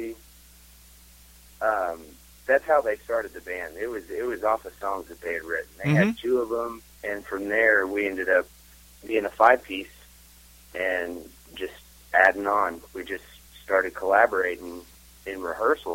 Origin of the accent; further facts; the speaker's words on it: Wichita, Kansas, United States; we're from Wichita